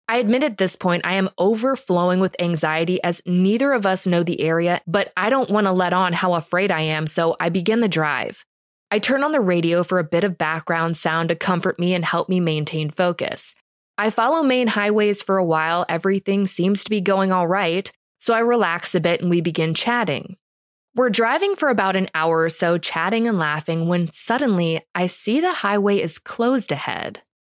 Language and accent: English; Minnesota, United States; I'm originally from Minnesota, so moving out to the East Coast, I was desperate to latch on to any friendship I could manage